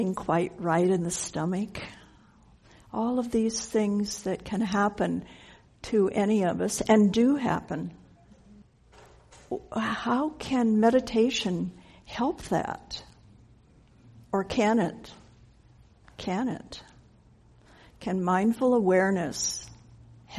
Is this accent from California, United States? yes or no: no; Denver, Colorado, United States; I grew up in Denver